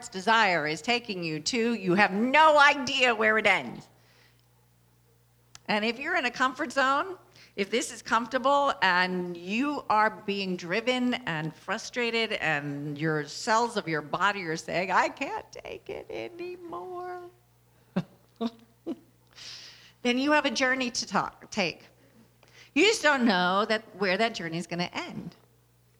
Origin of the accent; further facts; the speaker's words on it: Louisiana, United States; I was born in Louisiana